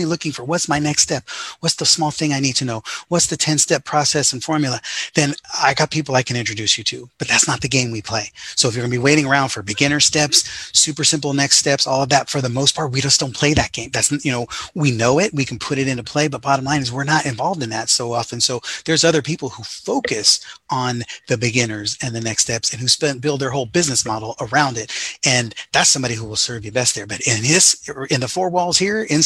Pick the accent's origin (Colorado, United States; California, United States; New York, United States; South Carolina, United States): California, United States; Sacramento; growing up in the Sacramento area